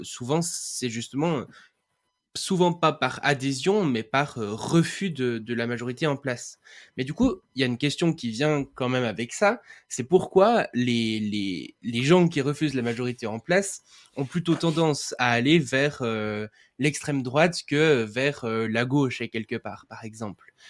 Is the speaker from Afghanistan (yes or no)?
no; Switzerland; je suis suisse